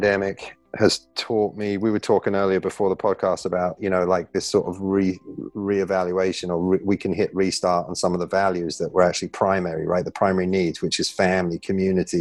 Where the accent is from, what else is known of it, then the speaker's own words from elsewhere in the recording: England, United Kingdom; moved away as an adult; also born or lived in Newtown, Connecticut; now in United States; growing up in England